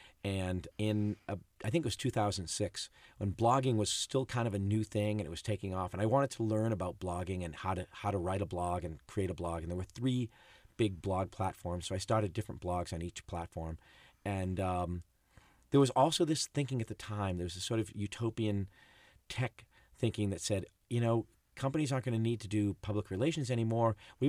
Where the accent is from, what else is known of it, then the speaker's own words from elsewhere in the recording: Boston, Massachusetts, United States; I grew up in Boston